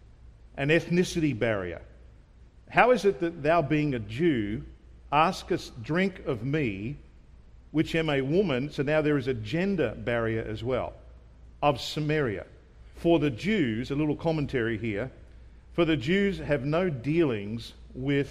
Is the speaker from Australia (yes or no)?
yes; Australia; also born or lived in Rockhampton; being an Australian